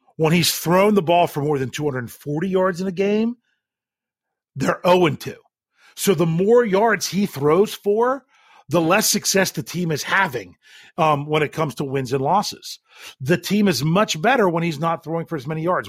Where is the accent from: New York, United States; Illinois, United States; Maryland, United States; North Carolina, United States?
Maryland, United States; Western; I grew up in Western Maryland